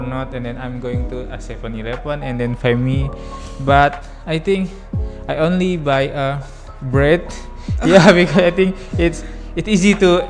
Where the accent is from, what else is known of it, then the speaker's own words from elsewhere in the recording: Yogyakarta, Special Region of Yogyakarta, Indonesia; English is a second language; moved away as an adult; now in Taiwan; I'm from Indonesia. Especially at Yogyakarta province, the second famous for holiday after Bali